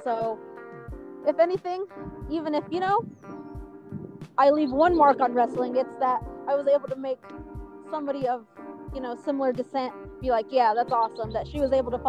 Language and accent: English; New Mexico, United States; So I'm like, hey, guys, in case you didn't know, I'm from New Mexico.